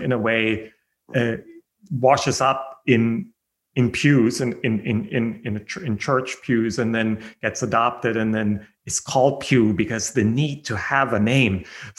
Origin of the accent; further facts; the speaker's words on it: Germany; born there; I was born in Germany.